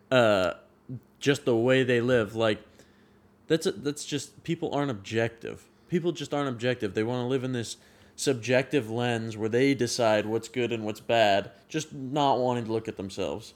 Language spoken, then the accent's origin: English; Sacramento, California, United States; moved away as an adult; now in Chico, United States; I grew up in Northern California my whole life